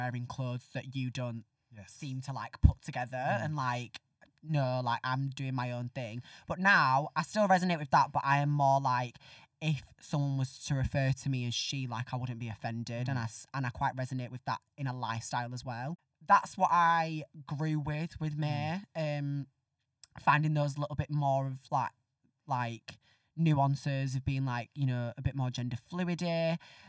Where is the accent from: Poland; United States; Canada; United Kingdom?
United Kingdom; Northern England; accent: Northern; I was very surprised that they let me, from when I joined, like do my Northern accent, because I did, like when I got the job and I was learning lines, I thought, right, I'm gonna have to practice my RP.